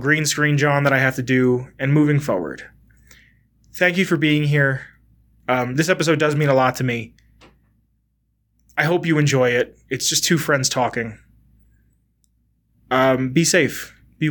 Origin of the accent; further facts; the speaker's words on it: Pennsylvania, United States; moved away as an adult; now in Colorado, United States; I'm moving from Pennsylvania to Colorado